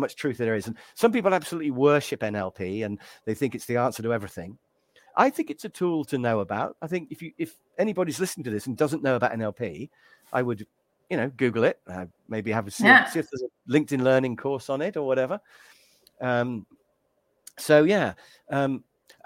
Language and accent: English; England, United Kingdom; me being English